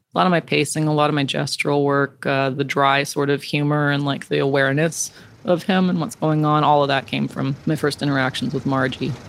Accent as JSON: {"language": "English", "area": "Blackfeet Nation", "region": "Montana", "country": "United States", "said": "I'm from the Blackfoot Nation"}